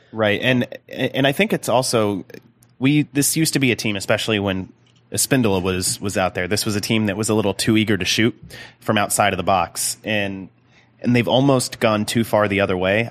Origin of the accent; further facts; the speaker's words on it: Indiana, United States; I'm, I'm from Indiana